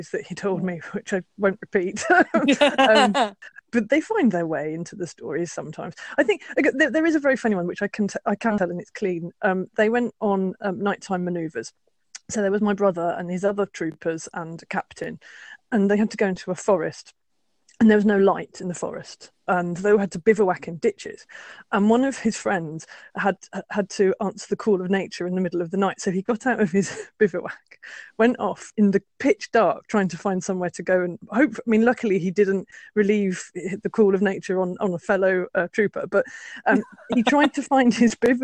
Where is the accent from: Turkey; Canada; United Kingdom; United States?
United Kingdom; we're British